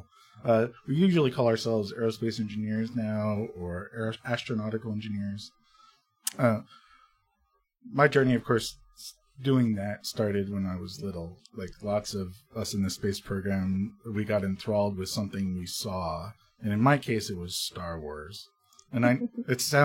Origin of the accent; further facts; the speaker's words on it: New Jersey, United States; moved away as an adult; also born or lived in Austin, Texas; although I grew up in New Jersey, I ended up going to the University of Texas at Austin